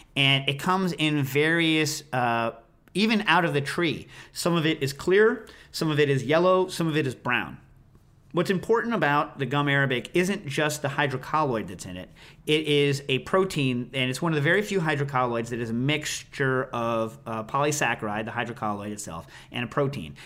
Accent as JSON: {"language": "English", "country": "United States", "said": "I'm an American."}